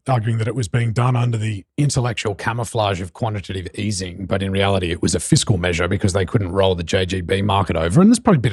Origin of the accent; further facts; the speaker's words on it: Australia; now in New York City, United States; as an Aussie